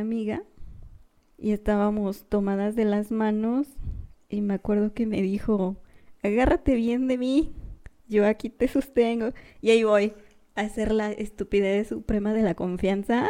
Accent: Querétaro, Mexico; somos de Querétaro

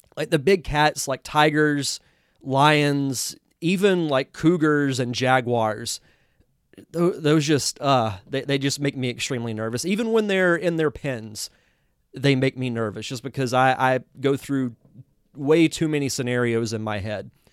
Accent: the South, United States; I'm from the South

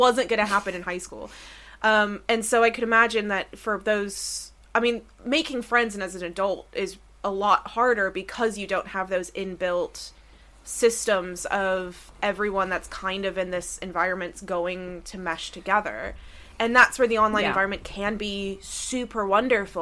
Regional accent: Orange Park, Florida, United States; moved away; I grew up in Orange Park, Florida, which did not have like loads of coffee shops in the way that the UK does.

